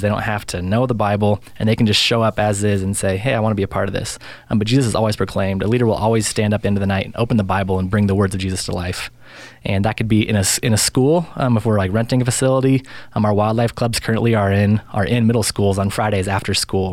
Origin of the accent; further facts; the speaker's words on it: Spokane, Washington, United States; I grew up mostly in Spokane